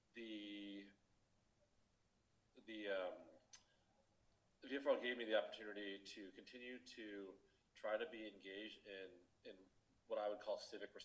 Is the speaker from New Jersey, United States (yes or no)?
no; Arizona, United States; growing up in Arizona